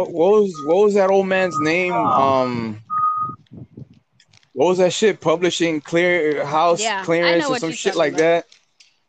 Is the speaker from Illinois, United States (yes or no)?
no; Miami, Florida, United States; And we're from Miami, Florida, by the way.